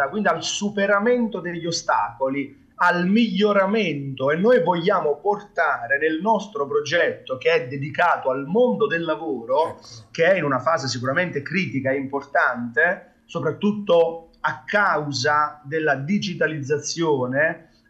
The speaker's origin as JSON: {"language": "Italian", "town": "Naples", "region": "Campania", "country": "Italy", "said": "mi, compete quasi per obbligo essendo napoletano, quindi eh, è, è, un po' la nostra cultura"}